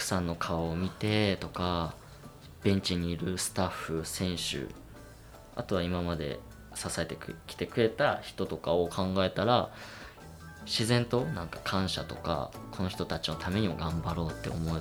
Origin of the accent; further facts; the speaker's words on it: Iwate, Japan; moved away as an adult; now in Kamakura, Japan; 今年まあその地元岩手から鎌倉に来て